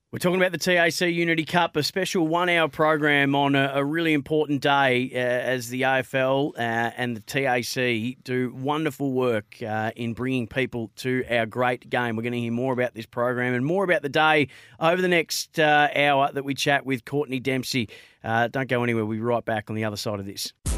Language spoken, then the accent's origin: English; Bendigo, Victoria, Australia; I grew up in Bendigo, I'm, I'm a white kid from Bendigo